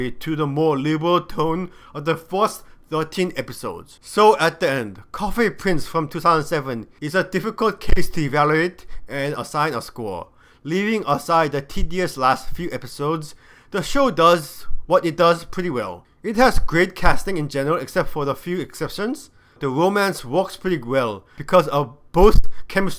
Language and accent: English; South Korea; growing up in Korea